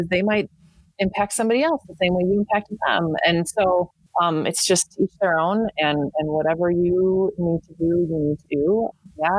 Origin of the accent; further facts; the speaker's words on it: United States; also born or lived in Madison / Fargo / England; I moved back to my hometown 2 hours north